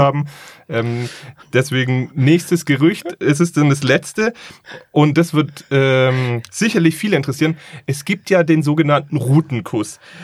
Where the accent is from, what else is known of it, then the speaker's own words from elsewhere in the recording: Stuttgart, Baden-Württemberg, Germany; Ich bin aber ja auch gebürtiger Stuttgarter